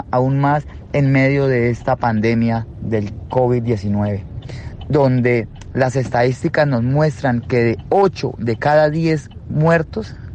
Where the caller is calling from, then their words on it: Colombia; Un fuerte abrazo desde Colombia y solicitamos toda su solidaridad y acompañamiento.